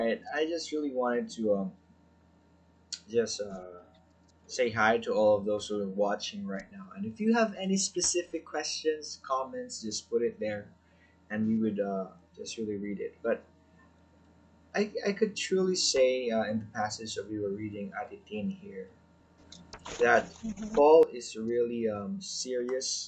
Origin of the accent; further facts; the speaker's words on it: Philippines; being a Filipino, we are very hospitable